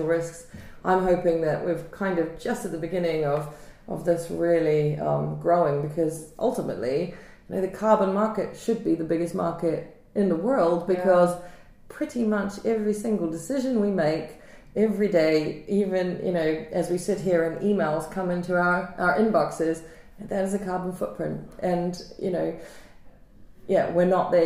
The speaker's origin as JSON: {"language": "English", "country": "New Zealand", "tie": "born or raised there", "said": "I grew up in New Zealand."}